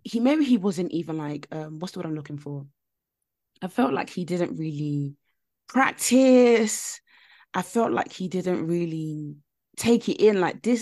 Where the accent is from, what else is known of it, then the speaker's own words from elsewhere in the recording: Nigeria; Now, I'm upset because I'm Nigerian and I'm Yoruba as well, where … is from.